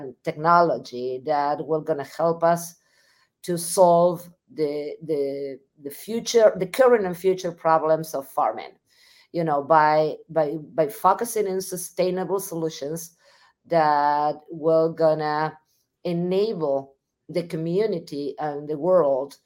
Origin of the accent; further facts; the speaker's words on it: Argentina; moved away as an adult; also born or lived in Missouri, United States; now in United States; I'm originally from Argentina. So I got my education in Argentina